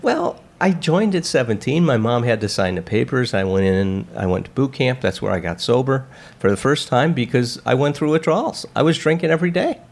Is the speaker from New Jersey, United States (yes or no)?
no; Chicago, Illinois, United States; now in Westlake Village, United States; I was grew up in Chicago